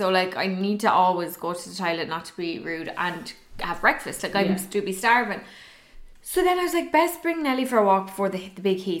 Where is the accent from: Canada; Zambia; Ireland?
Ireland; I think we're Irish